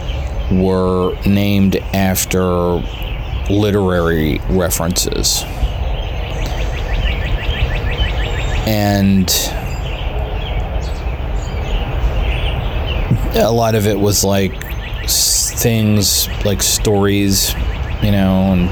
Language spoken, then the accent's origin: English; Columbia, Maryland, United States; moved away as an adult; also born or lived in Philadelphia, Pennsylvania; now in Greencastle, United States; I grew up in Columbia